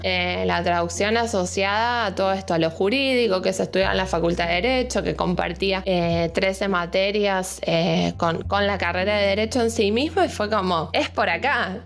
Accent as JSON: {"language": "Spanish", "region": "Buenos Aires", "country": "Argentina", "moved": "as an adult", "lives_now": "Bariloche, Argentina", "said": "soy de Buenos Aires, de la capital, de la ciudad, del lío, del ruido."}